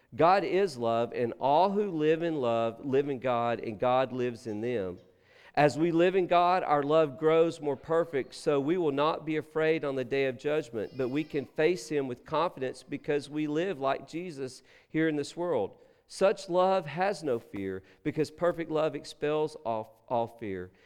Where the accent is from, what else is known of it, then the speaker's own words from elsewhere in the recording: Texas, United States; moved away; we're from Texas